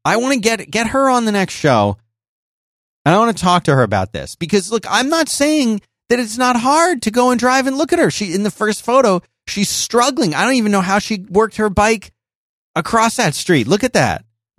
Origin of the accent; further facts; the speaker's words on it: Philadelphia, Pennsylvania, United States; now in Austin, United States; I grew up in Philadelphia. It's cold.